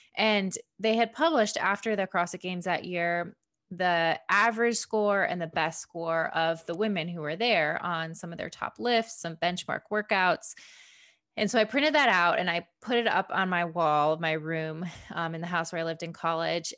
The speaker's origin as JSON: {"language": "English", "area": "a suburb of Detroit", "region": "Michigan", "country": "United States", "tie": "born or raised there", "said": "I grew up in Michigan, um, a suburb of Detroit"}